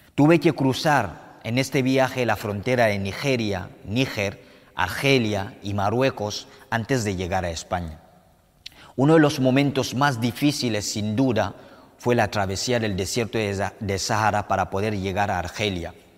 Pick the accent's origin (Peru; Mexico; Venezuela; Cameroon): Cameroon; moved away as an adult; also born or lived in Morocco; now in Spain; Yo soy de Camerún, un país situado en el corazón del continente africano.